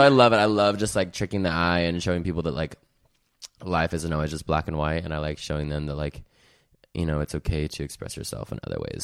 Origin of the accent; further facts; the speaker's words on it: Salt Lake City, Utah, United States; moved away as an adult; now in California, United States; I'm from Salt Lake City, Utah. I moved to California about two years ago